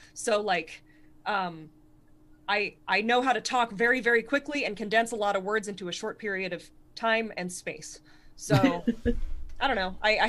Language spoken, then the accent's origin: English; Connecticut, United States; it gave me the sort of voice that I have, like literally the voice, in the sense that I speak like a person from Connect